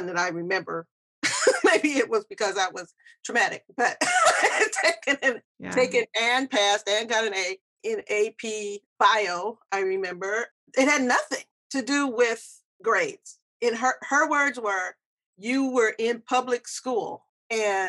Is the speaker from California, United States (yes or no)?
yes; California, United States; I grew up here in America. I'm from California.